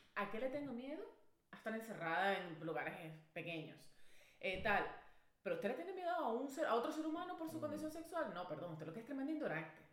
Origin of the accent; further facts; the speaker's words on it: Venezuela; yo soy venezolano, mi pana. Yo nací, crecí y mi cultura es reinados de belleza